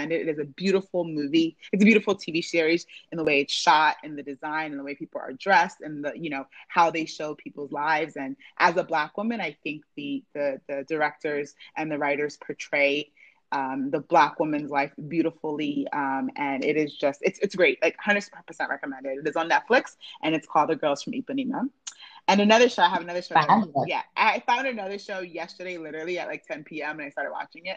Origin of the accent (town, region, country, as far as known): Nigeria